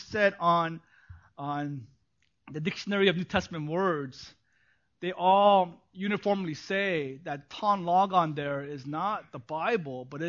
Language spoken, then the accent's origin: English; Los Angeles, California, United States; also born or lived in New York, United States / South Korea; they flew me back to be raised by my parents in L.A. 1976